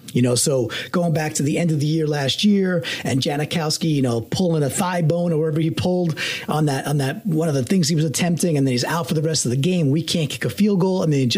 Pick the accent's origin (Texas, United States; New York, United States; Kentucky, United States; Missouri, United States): New York, United States; now in Connecticut, United States; I'm a New Yorker. I grew up in New York. I live in Connecticut.